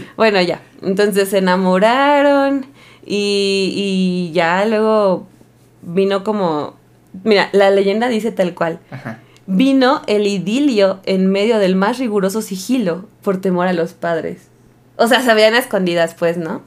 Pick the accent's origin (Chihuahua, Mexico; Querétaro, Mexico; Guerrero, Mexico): Guerrero, Mexico; Taxco; yo soy de Tasco Guerrero